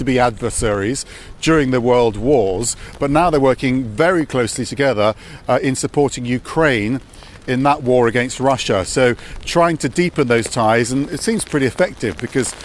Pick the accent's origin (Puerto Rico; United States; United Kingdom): United Kingdom; as a Brit